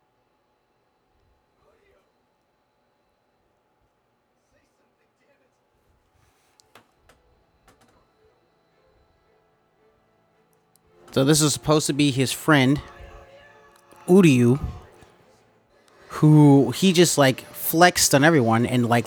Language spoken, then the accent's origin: English; the South, United States; now in Los Angeles, United States; we're still based out of Los Angeles. And we're still from the South